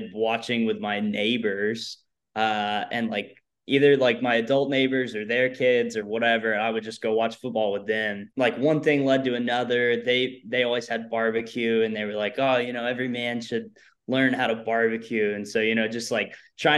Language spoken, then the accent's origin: English; Pasadena, Texas, United States; now in Austin, United States; I grew up in Pasadena, Texas